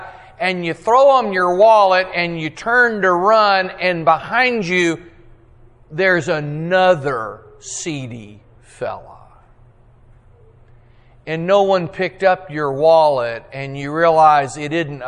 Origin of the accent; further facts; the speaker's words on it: Texas, United States; I'm a Texan